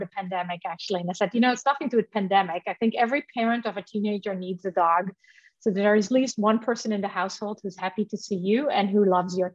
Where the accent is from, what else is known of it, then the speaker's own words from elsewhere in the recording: Netherlands; moved away; I grew up in the Netherlands.